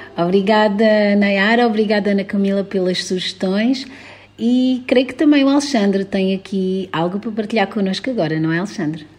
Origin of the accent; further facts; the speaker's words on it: Mozambique; Tenho minhas referências enquanto africana, moçambicana